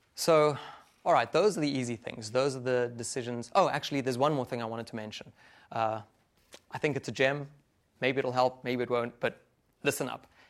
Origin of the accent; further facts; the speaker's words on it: Johannesburg, Gauteng, South Africa; moved away; Africa, in Johannesburg, my hometown